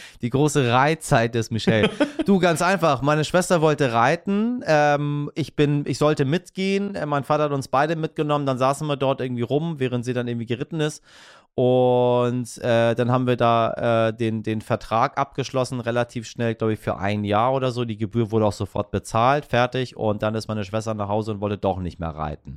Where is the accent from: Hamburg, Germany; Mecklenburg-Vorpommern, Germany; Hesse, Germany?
Hamburg, Germany; als Hamburger